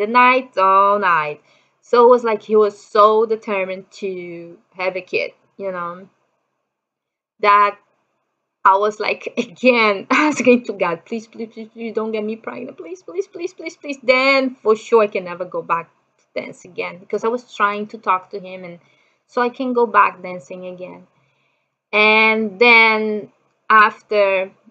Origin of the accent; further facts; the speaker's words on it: Brazil; English is a second language; moved away as an adult; also born or lived in Japan; I'm from Brazil.